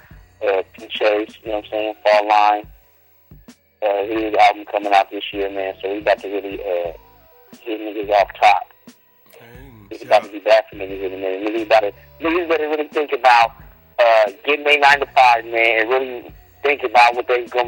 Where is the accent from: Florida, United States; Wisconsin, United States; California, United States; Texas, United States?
California, United States; San Diego; I'm from the Southern Northwest, you know what I'm saying? 619 City, Young Cali, Mount San Diego, California.